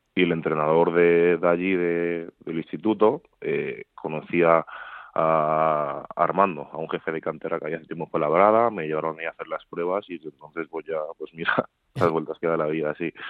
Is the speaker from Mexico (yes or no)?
no; Madrid, Community of Madrid, Spain; also born or lived in Seville; Nací en Sevilla, pero nada, estuve ahí un año y, pocos meses, un año y medio o así. Y luego ya he estado toda la vida en Madrid. Vamos, soy más madrileño que sevillano